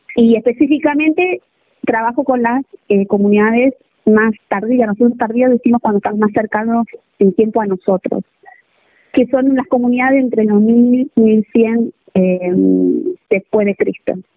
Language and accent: Spanish; Buenos Aires, Argentina; now in Jujuy, Argentina; yo soy de Buenos Aires, eh, de la ciudad de Buenos Aires